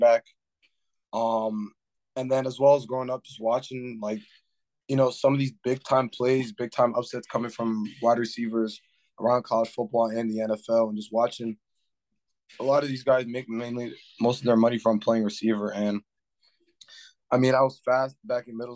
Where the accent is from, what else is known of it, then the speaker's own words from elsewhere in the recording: Garfield, New Jersey, United States; also born or lived in Brooklyn, New York; now in Union, United States; I was born in Brooklyn, New York, and then I moved over to Garfield when I was about 4 or 5, and then right after I finished middle school, I moved over to Union